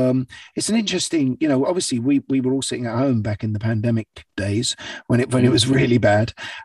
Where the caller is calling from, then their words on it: London, United Kingdom; London, central London. I'm in my little studio that I've got at the top of my house here.